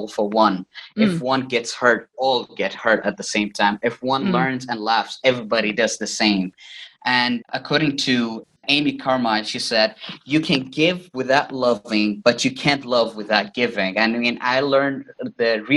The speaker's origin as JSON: {"language": "English", "town": "Riyadh", "region": "Riyadh Province", "country": "Saudi Arabia", "tie": "born or raised there", "moved": "as an adult", "lives_now": "Northern Cyprus", "said": "I was born and raised in Riyadh, Saudi Arabia"}